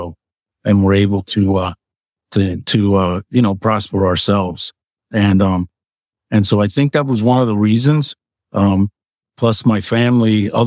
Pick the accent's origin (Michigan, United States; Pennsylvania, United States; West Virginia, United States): Pennsylvania, United States; Lancaster; also born or lived in Puerto Rico; I came here when I was about, 8 years old. And, so my family had come to Lancaster in the early to mid 70s. And, we moved here from Puerto Rico